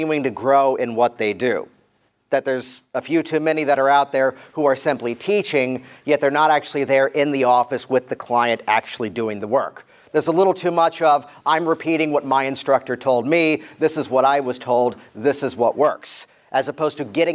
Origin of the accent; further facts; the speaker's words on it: Virginia Beach, Virginia, United States; I grew up around Virginia Beach, Virginia